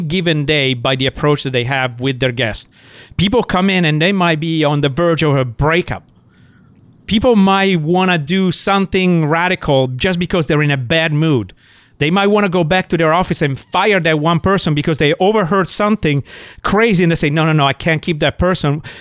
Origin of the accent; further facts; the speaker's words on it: Italy; moved away; I was born in Italy, seven generation in hospitality. My mom was a fantastic chef in Italy